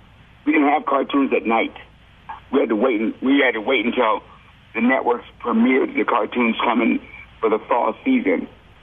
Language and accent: English; Maryland, United States; also born or lived in Fort Collins / Denver / Washington, D.C.; Yeah, we moved from Fort Collins, Colorado to Denver, from Denver to Washington, D.C., from Washington, D.C. to Maryland. Yeah, we did a lot of moving.